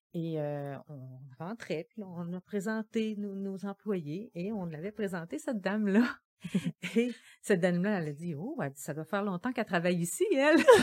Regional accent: Gaspésie, Quebec, Canada; now in Quebec City, Canada; je viens de la Gaspésie

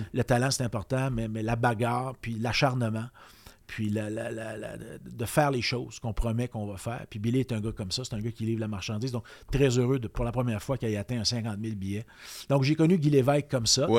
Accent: Trois-Rivières, Quebec, Canada; j'ai été élevé à Trois-Rivières. Je viens de Trois-Rivières

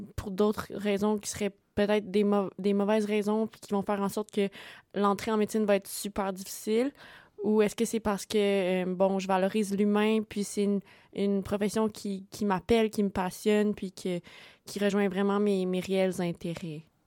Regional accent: Sherbrooke, Quebec, Canada; je viens du cégep de Sherbrooke, donc je suis collégienne. Donc voilà, moi je n'ai pas déménagé

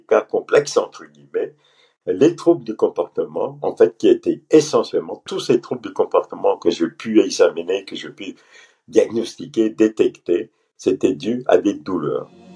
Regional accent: Pondicherry, Puducherry, India; moved away as an adult; also born or lived in Paris, France; moi je suis euh, d'origine pondichérienne. Pondichéry était un ancien compteur français hein, euh, en Inde. J'insiste en disant comptoir et non colonie, hein, comptoir français. J'ai fait toutes mes études au lycée français à Pondichéry

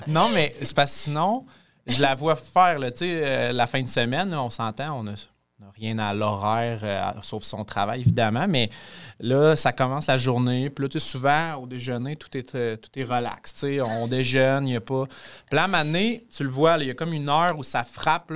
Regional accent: Quebec City, Quebec, Canada; moved away as an adult; now in Amos, Canada; je suis pas un petit gars d'Amos. Euh, je viens de Québec

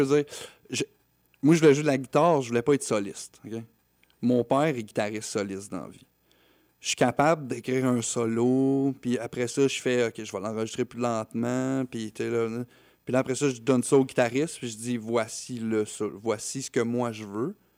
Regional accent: Quebec, Canada; pour nous en tant que Québécois

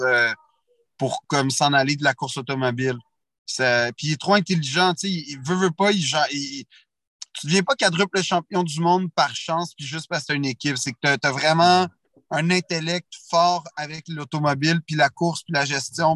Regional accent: Quebec, Canada; je suis Canadien puis et ben Québécois

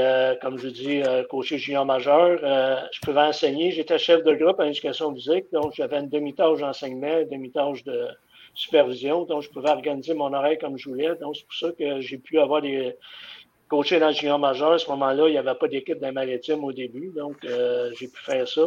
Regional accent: Drummondville, Quebec, Canada; je suis originaire de Drummondville.

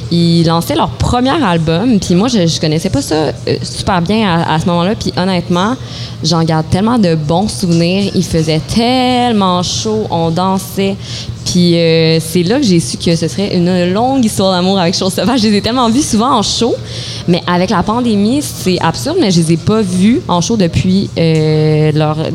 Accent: Montreal, Quebec, Canada; en tant que Montréalaise aussi

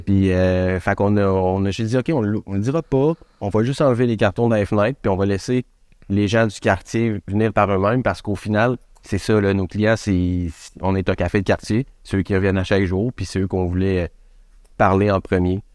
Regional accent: Quebec City, Quebec, Canada; on vient de Québec.

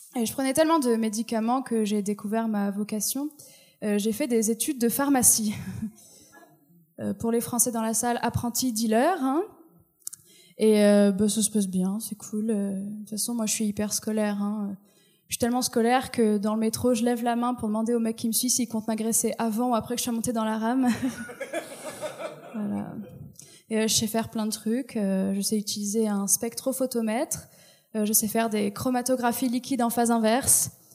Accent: France; moved away as an adult; now in Quebec, Canada; Je suis française et j'essaye de m'intégrer

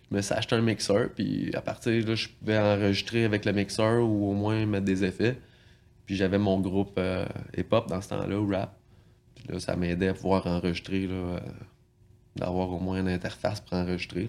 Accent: L'Île-Perrot, Quebec, Canada; je viens de, la région assez proche d'ici, à l'île Perrault

